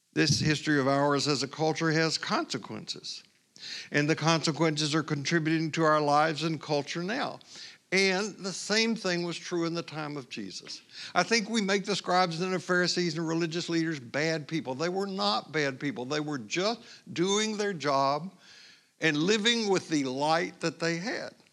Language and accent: English; Tennessee, United States; I grew up in Tennessee, as you know, just west of Cherokee Native American people